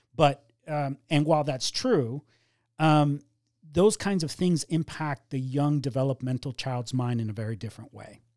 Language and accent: English; Miami, Florida, United States; also born or lived in Cuba; we ended up settling down in Miami, which is where I grew up.